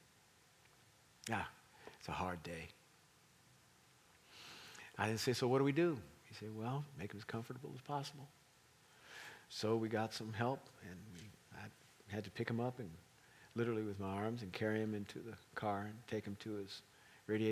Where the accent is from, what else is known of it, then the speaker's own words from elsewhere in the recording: Kansas City, Missouri, United States; We're from Kansas City.